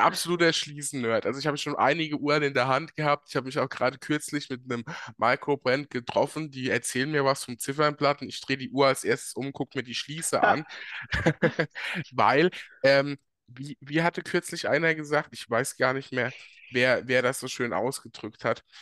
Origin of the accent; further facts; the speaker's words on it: Germany; bei uns in Deutschland